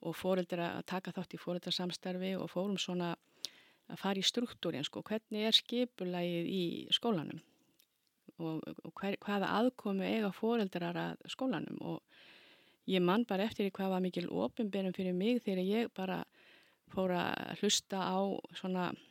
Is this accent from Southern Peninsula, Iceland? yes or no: yes; Keflavík, Southern Peninsula, Iceland; ég er alveg upp í Keflavík og kem ég úr mikill í íþróttafjölskyldu